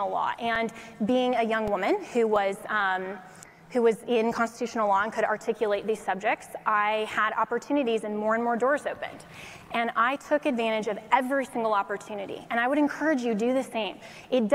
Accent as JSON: {"language": "English", "region": "Colorado", "country": "United States", "tie": "born or raised there", "moved": "as an adult", "lives_now": "Washington, D.C., United States", "said": "the little girl from Colorado"}